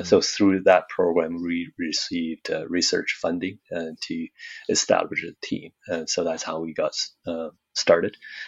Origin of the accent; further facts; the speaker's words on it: Daqing, Heilongjiang, China; English is a second language; moved away as an adult; now in Calgary, Canada; I was born in Daqing, oil and gas city, and growing up